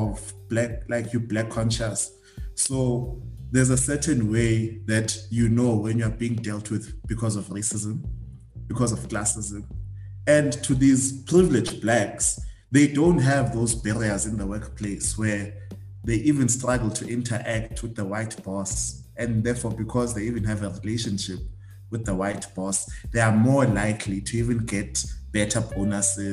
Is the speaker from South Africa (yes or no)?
yes; Eastern Cape, South Africa; moved away; I'm from Eastern Cape